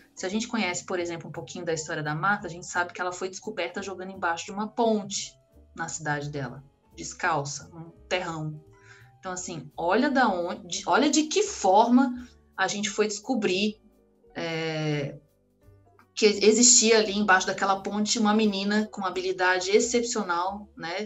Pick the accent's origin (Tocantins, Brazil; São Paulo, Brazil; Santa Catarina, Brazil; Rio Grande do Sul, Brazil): Tocantins, Brazil; Tocantinópolis; moved away; lá na minha cidade tem uma escolinha de um grande clube do, do Rio de Janeiro, é uma cidade de 20 mil habitantes, mas tem